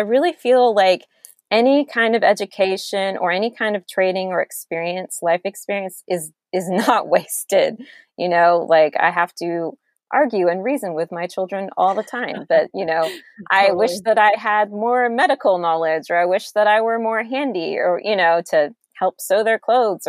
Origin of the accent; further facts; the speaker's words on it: Georgia, United States; I'm from Georgia, and I met my husband in college at UGA